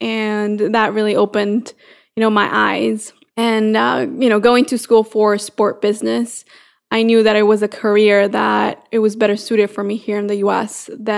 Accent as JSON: {"language": "English", "town": "San Pedro Sula", "region": "Cortés", "country": "Honduras", "tie": "born or raised there", "moved": "as an adult", "lives_now": "United States", "said": "So I am from San Pedro Sula, Honduras, so a small country in Central America. And I came here to the U.S. Now about 10 years ago. So back in 2008, I came here for college"}